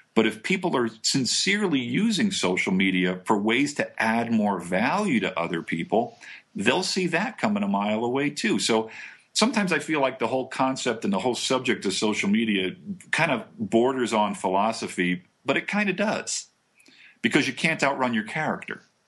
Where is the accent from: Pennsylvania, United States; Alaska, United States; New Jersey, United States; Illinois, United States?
New Jersey, United States; moved away; I'm originally from Jersey